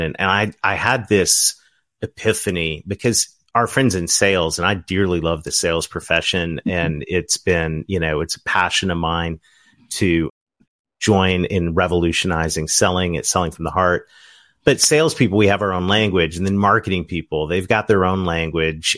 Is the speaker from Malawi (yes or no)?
no; Ontario, Canada; now in southern United States; Kim and I are both Canadians. We're from Ontario